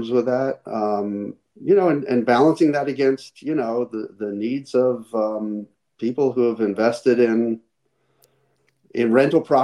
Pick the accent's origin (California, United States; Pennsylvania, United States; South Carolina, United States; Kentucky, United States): Pennsylvania, United States; Philadelphia; now in Glendale, United States; I grew up in Philadelphia